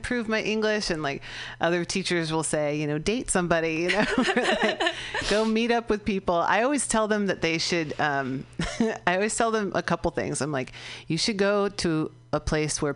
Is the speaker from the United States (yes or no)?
yes; California, United States; I'm from California